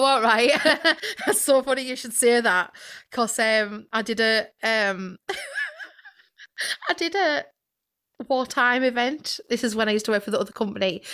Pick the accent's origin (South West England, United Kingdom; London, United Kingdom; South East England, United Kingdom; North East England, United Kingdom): North East England, United Kingdom; Sunderland